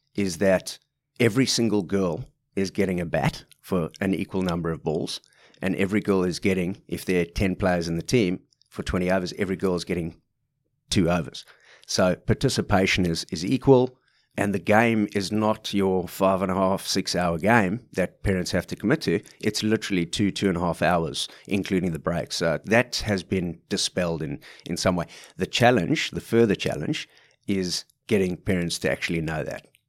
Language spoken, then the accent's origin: English; South Africa; moved away as an adult; also born or lived in London, United Kingdom / Rose Bay, Sydney, Australia; now in Sydney, Australia; as you could tell from my accent, I'm, I'm not from these parts for the last forty-four years, but, uh, left South Africa back in two thousand and two